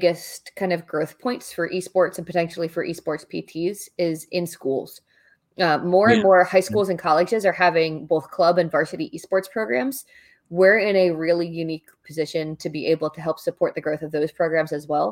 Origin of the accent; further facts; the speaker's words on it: New Jersey, United States; moved away; I am from New Jersey